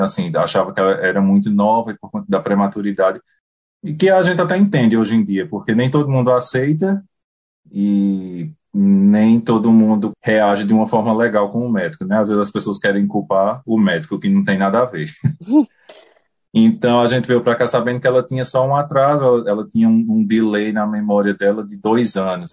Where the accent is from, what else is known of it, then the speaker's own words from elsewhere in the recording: Puxinanã, Paraíba, Brazil; moved away as an adult; also born or lived in Campina Grande, Brazil; now in New Zealand; Eu sou natural de Puxinanã, uma cidade pequena no, no interior da Paraíba